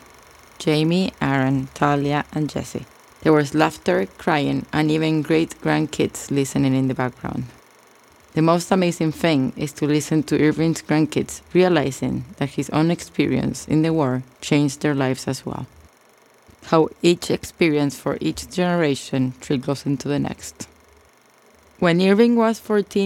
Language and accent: English; Argentina; moved away; You're gonna hear an accent because I was raised in Argentina